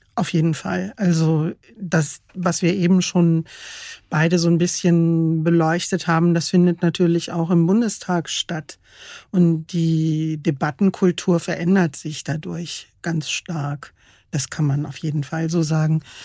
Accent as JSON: {"language": "German", "country": "Germany"}